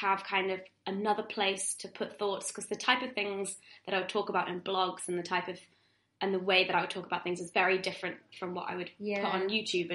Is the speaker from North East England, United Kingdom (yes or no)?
no; Manchester, North West England, United Kingdom; moved away as an adult; also born or lived in Birmingham; now in London, United Kingdom; I'm from Manchester, but I went to uni in Birmingham